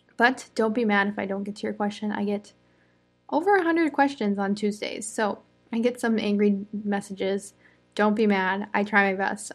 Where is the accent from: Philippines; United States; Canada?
United States; I'm an American English teacher